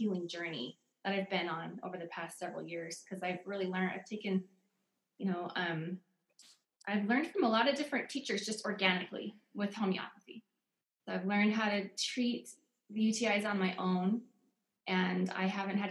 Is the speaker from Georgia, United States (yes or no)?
no; Oregon, United States; moved away as an adult; now in Utah, United States; I grew up in Oregon. I moved to Utah when I was 19. I've been here ever since